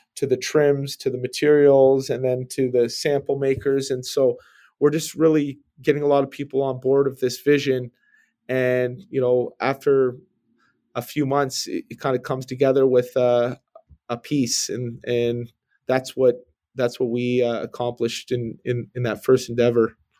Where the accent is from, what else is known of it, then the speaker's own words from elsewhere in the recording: Brampton, Ontario, Canada; I just grew up in, uh, suburban Bramley, Ontario